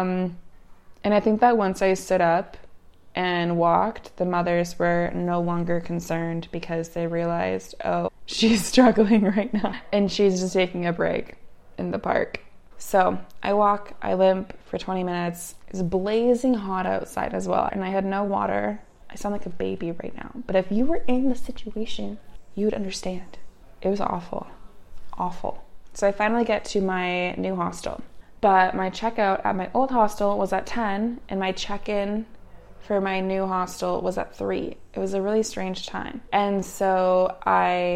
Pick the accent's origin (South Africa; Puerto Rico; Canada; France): Canada; moved away; also born or lived in Utah, United States; growing up in Canada, because we take bike courtesy lessons in Canada